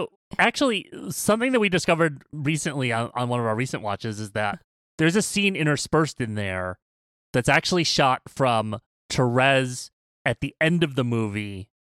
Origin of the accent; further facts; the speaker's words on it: Midwest, United States; I grew up in the Midwest but my family never partook in the like jello salad trend.